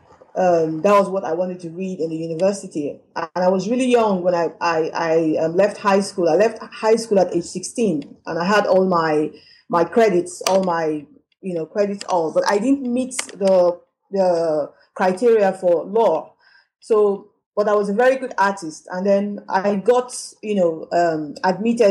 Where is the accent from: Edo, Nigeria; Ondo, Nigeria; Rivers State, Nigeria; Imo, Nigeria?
Rivers State, Nigeria; Port Harcourt; moved away as an adult; also born or lived in Lagos, Nigeria; now in Johannesburg, South Africa; I come from Port Harcourt in River State, and we in Nigeria